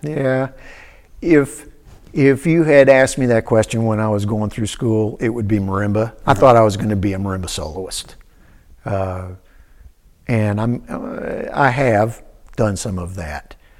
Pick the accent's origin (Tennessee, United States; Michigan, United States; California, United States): Tennessee, United States; Cookeville; moved away as an adult; also born or lived in Shelbyville, Tennessee / New York; my dad taught at Tennessee Tech. Uh, so I grew up in Cookville